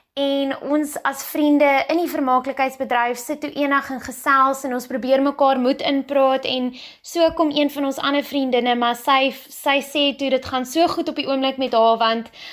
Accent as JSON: {"language": "Afrikaans", "country": "South Africa"}